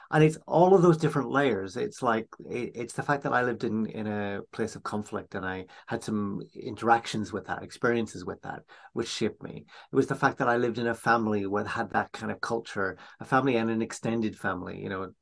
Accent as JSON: {"language": "English", "region": "Northern Ireland", "country": "United Kingdom", "tie": "born or raised there", "said": "So, you know, my own family background, I grew up in Northern Ireland during a time of conflict"}